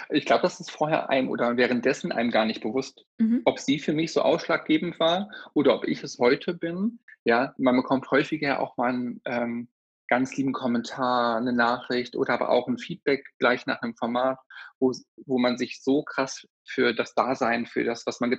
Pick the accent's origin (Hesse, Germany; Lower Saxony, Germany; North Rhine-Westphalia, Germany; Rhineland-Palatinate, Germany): North Rhine-Westphalia, Germany; born there; gebürtig bin ich aus der Nähe von Paderborn. Ich nenne es aber auch Paderboring.